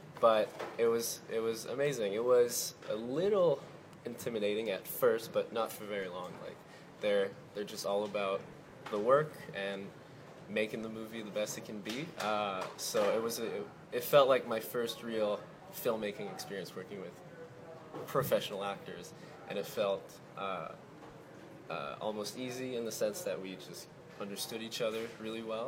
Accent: Quebec City, Quebec, Canada; I'm from Quebec City, so I grew up speaking in French.

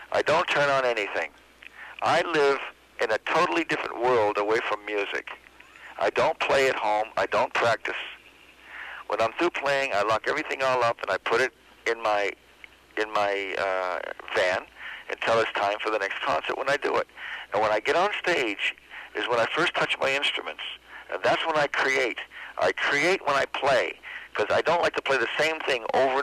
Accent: Boston, Massachusetts, United States; now in Los Angeles, United States; I was born in Boston, Massachusetts

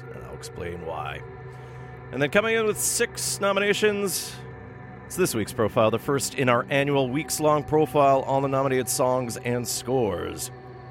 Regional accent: Thunder Bay, Ontario, Canada; now in British Columbia, Canada; My hometown of Thunder Bay

